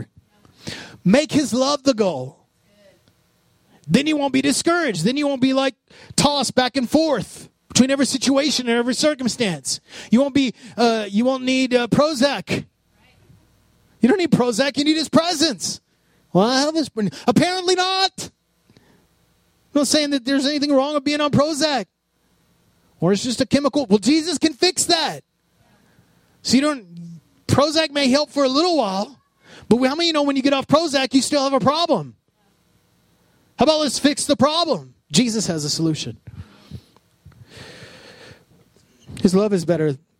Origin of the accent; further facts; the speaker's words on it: Odessa, Texas, United States; growing up in Odessa, when Sam's first opened